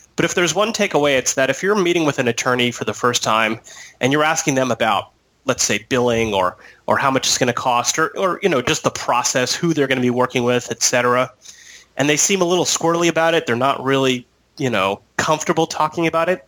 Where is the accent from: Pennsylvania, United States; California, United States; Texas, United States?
California, United States; San Diego; I'm from San Diego